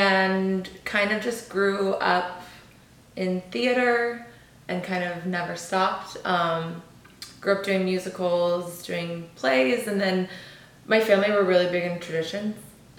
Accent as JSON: {"language": "English", "area": "Orange County", "region": "California", "country": "United States", "tie": "born or raised there", "moved": "as an adult", "lives_now": "Los Angeles, United States", "said": "I'm from Orange County, born and raised."}